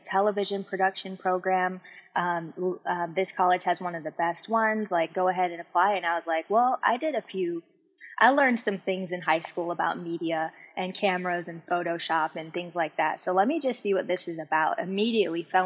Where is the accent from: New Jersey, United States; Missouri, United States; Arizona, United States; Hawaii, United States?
Hawaii, United States; I'm from Hawaii. I forgot to say that. So I lived in Hawaii